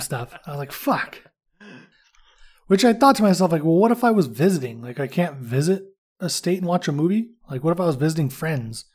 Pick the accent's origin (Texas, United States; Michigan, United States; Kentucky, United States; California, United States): California, United States; moved away; also born or lived in Indiana; I'm from California, so I'm used to driving anywhere